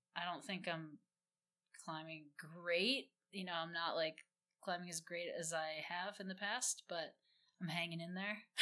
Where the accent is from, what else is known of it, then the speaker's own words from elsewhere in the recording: Midwest, United States; I grew up in the Midwest